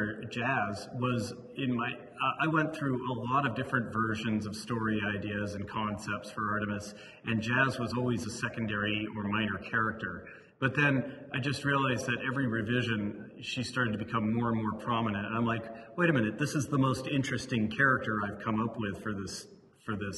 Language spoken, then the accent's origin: English; Livermore, California, United States; I grew up in Livermore, California